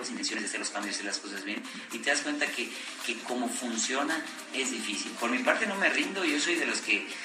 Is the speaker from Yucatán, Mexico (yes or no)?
yes; Yucatán, Mexico; yo soy de Yucatán